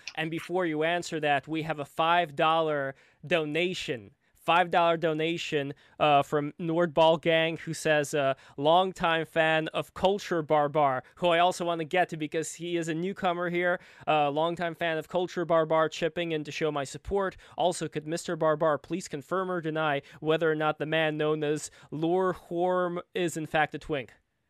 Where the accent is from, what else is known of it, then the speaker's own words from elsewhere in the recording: Saint Petersburg, Russia; now in New York, United States; Like, I'm from New York, I was from St. Petersburg, Russia before.